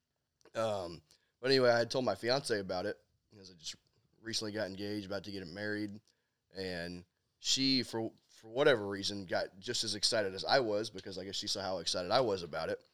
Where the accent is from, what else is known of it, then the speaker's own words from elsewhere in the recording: Dallas, Texas, United States; I'm from Dallas, Texas